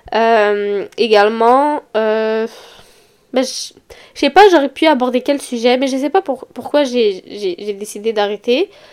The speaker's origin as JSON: {"language": "French", "town": "Montreal", "region": "Quebec", "country": "Canada", "accent": "Montreal (Québécois)", "said": "j'habite à Montréal, je pense que ça s'entend sur mon accent"}